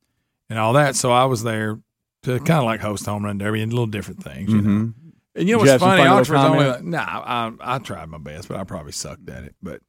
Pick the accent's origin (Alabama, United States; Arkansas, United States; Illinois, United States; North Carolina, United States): Alabama, United States; Oxford; Oxford's far away. It's my hometown where I grew up. I live like 30 minutes from there now.